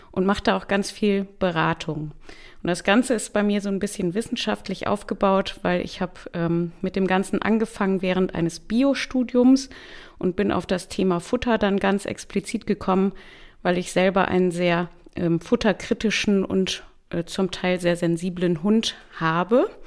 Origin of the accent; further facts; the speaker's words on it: North Rhine-Westphalia, Germany; now in Kiel, Germany; komme aus Kiel inzwischen, bin eigentlich geborene ähm, Rheinländerin beziehungsweise oh. komme aus dem Bergischen Land, also eher aus NRW und bin jetzt seit fünf Jahren ein Nordlicht hier oben.